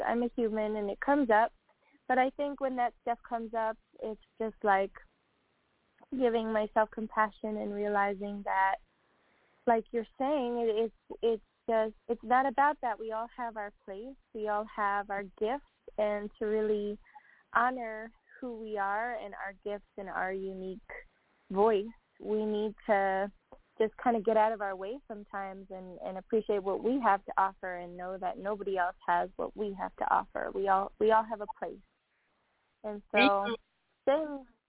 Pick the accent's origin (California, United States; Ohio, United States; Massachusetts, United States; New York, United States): New York, United States; Long Island; moved away as an adult; now in Austin, United States; I grew up on Long Island